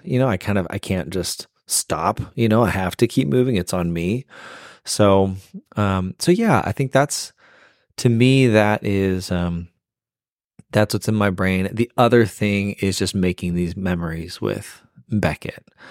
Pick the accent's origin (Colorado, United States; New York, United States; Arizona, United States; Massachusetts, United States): Arizona, United States; Phoenix; moved away as an adult; also born or lived in Boston; now in Nashville, United States; we're born and raised in Phoenix, but we've lived in Boston and now we live in Nashville